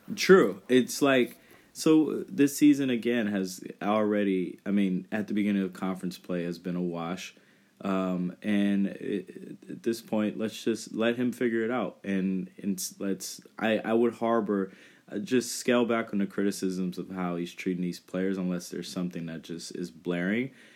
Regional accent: Northern California, United States; moved away; I was from Northern California

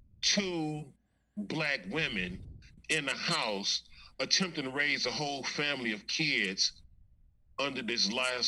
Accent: Los Angeles, California, United States; I'm from Venice, homie

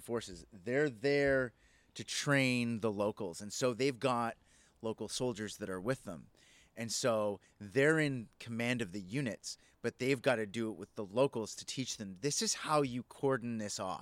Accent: Edmonton, Alberta, Canada; I grew up in the Northeast side. I know all these places.

